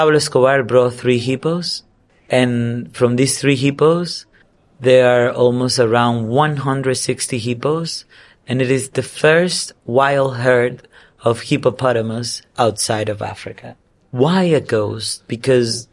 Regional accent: Dominican Republic; English is a second language; I'm from the Dominican Republic

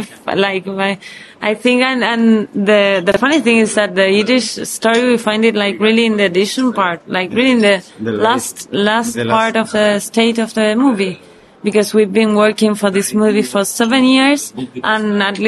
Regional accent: Buenos Aires, Argentina; we're Jewish from Buenos Aires

